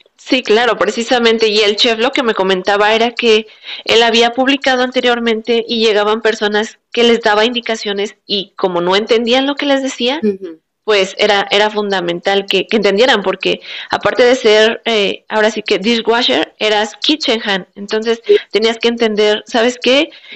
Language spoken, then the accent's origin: Spanish; Mexico; moved away as an adult; now in Adelaide, Australia; como somos mexicanos